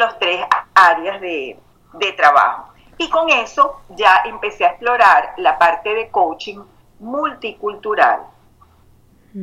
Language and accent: Spanish; Venezuela; moved away as an adult; now in Houston, United States; me crié en Venezuela